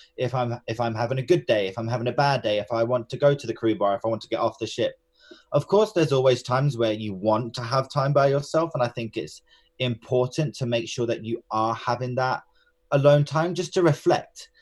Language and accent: English; Enfield, London, United Kingdom; I was born and raised in Enfield, which is in North London.